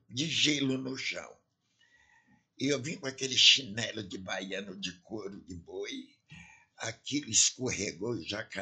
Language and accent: Portuguese; Ançã, Centro, Portugal; now in Brazil; Eu sou de Ançã.